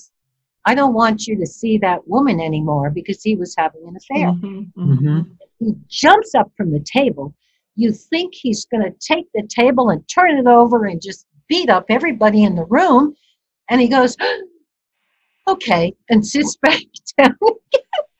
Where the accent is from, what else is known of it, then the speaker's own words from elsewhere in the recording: New York City, New York, United States; I was born in Brooklyn, New York